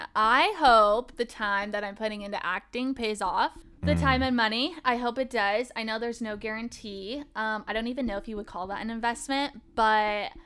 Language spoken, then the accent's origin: English; Happy Valley, Oregon, United States; Okay, so I grew up on the outskirts of Portland. So I grew up in Happy Valley. So you kind of have like Portland and then you have the outskirts.